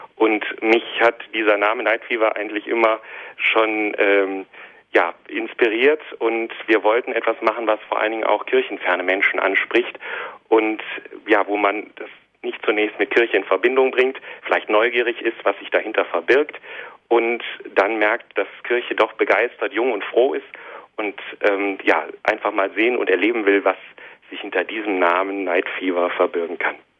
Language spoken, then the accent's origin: German; Monheim am Rhein, North Rhine-Westphalia, Germany; also born or lived in Hilden / Bornheim; now in Düsseldorf, Germany; Ich bin in Hilden im Rheinland geboren, aufgewachsen in Monat, in Monheim, meiner Heimatstadt